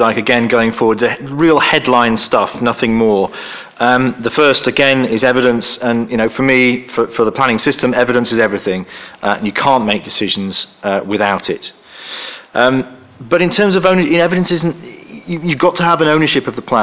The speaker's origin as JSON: {"language": "English", "town": "York", "region": "Yorkshire and the Humber", "country": "United Kingdom", "tie": "born or raised there", "said": "I come from York."}